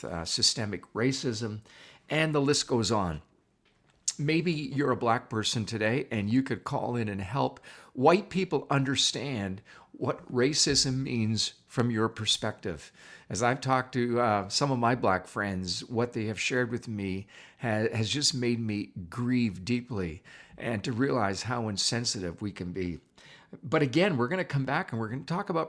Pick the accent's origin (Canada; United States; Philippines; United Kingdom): Canada; also born or lived in Toronto / Niagara District; being a Canadian, what can I say? I've lived in Toronto, and now we live in the Niagara District